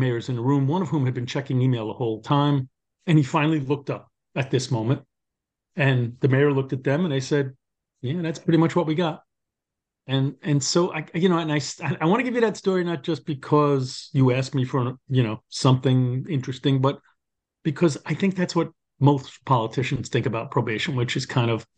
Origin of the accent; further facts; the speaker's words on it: New York City, New York, United States; accent: New York; as you can tell from my accent, born and raised in Brooklyn